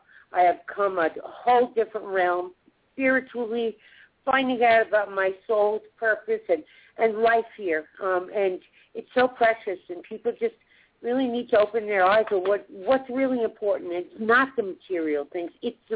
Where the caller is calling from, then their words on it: Denver, Colorado, United States; I'm in Denver, Colorado.